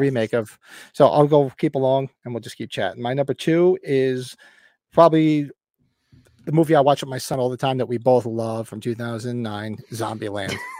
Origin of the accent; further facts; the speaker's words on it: Northern New Jersey, United States; accent: Northern New Jersey; my accent, which is like Jersey, Northern New Jersey